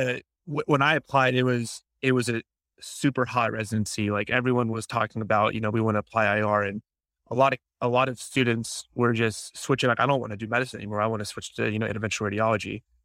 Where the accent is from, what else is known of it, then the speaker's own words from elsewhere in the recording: Jacksonville, Florida, United States; also born or lived in Grenada; my hometown, Jacksonville, Florida